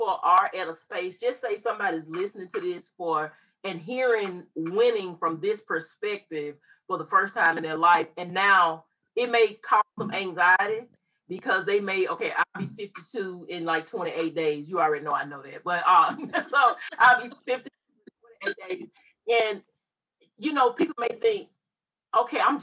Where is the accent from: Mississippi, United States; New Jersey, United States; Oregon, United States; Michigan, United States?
Mississippi, United States; We both were born and raised in Mississippi